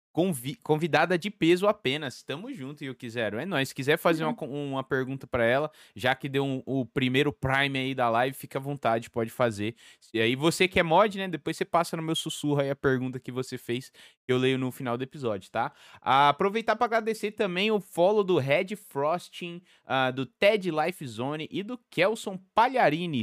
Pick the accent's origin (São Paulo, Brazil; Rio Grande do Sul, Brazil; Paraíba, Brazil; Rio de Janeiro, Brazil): São Paulo, Brazil; Eu sou de São Paulo, capital